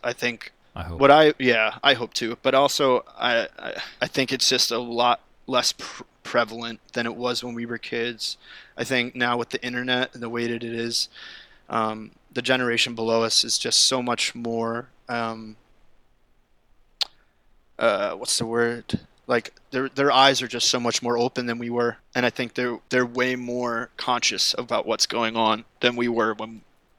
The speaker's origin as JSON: {"language": "English", "region": "East Coast", "country": "United States", "tie": "born or raised there", "lives_now": "Los Angeles, United States", "said": "growing up on the East Coast and like liking the things that I like. But when I come here, and when I'm now that I'm living in LA and being California"}